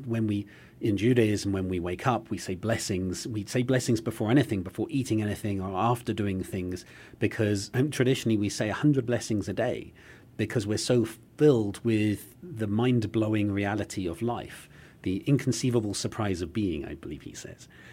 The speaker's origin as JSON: {"language": "English", "country": "United Kingdom", "moved": "yes", "lives_now": "United States", "said": "as a British person"}